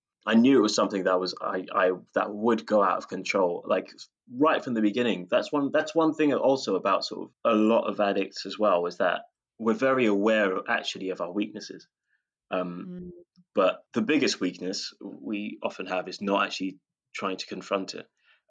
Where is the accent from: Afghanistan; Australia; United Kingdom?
United Kingdom; we're British, so there is that.